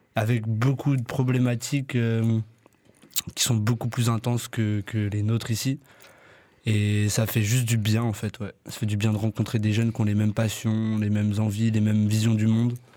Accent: France; je suis pas né au Maroc, je suis né en France, c'est mon père qui est marocain

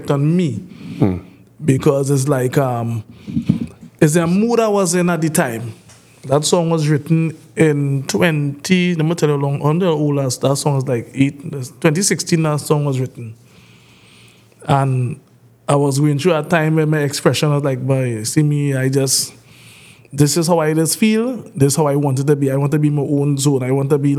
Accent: Princes Town, Trinidad & Tobago; I'm from Princess Tong

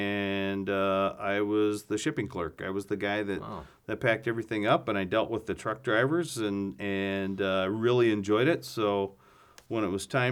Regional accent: Northeast Iowa, United States; also born or lived in Twin Cities, Minnesota; now in Wisconsin, United States; I grew up in Northeast Iowa, so not too far away.

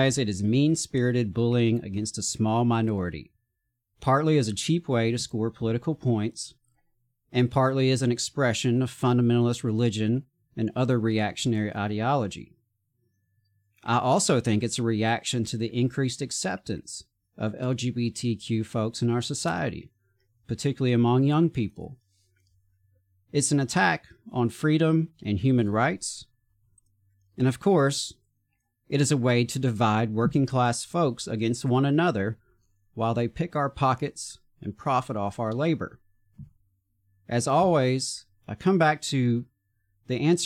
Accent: the South, United States; I'm a straight white guy born and raised in the South

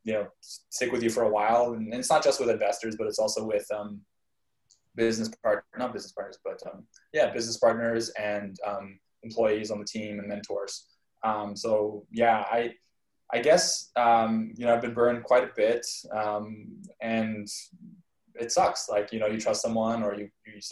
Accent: Canada; moved away; I grew up in Canada

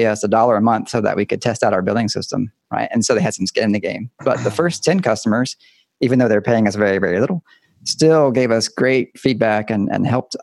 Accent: Deep South, United States; moved away as an adult; now in Pacific Northwest, United States; I grew up in the South, the Deep South

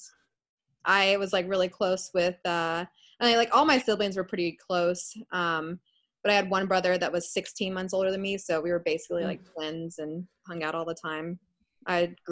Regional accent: Austin, Texas, United States; also born or lived in Orlando, Florida; I'm born and raised in Austin. Been here for almost 27 years

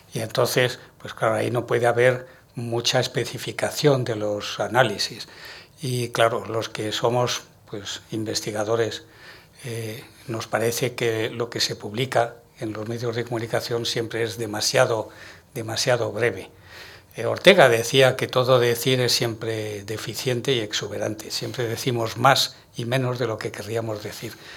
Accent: Madrid, Community of Madrid, Spain; soy madrileño y de Chamberí

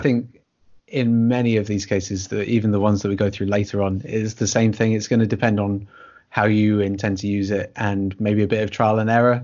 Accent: United Kingdom; we're both British writers

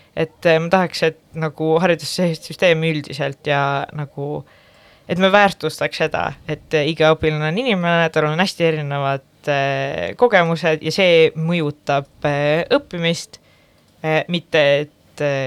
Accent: Pärnu-Jaagupi, Pärnu County, Estonia; now in Tallinn, Estonia; Pärnu Jagupisse, kus ma pärit olen

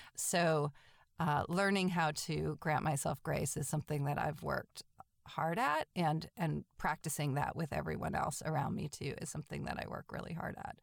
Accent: Manchester-by-the-Sea, Massachusetts, United States; now in Atlanta, United States; I grew up in a little town called Manchester by the Sea

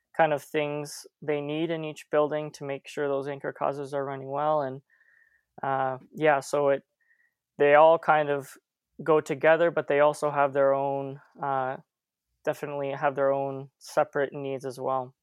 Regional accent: St. Catharines, Ontario, Canada; I grew up in Saint Catharines

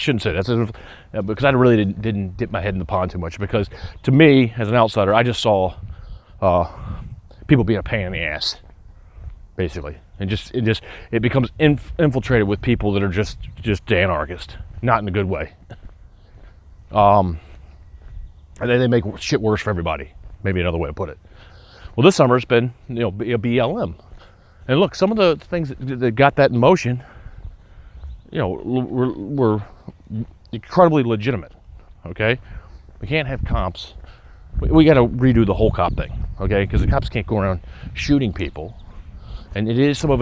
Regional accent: Atlanta, Georgia, United States; moved away as an adult; also born or lived in Vermont; now in upstate New York, United States; Atlanta, my hometown

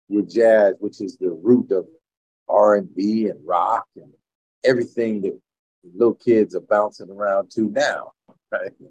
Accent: Mississippi, United States; born there; now in New Haven, United States; Uh, my parents were music teachers. They're from Mississippi. I was born in Mississippi.

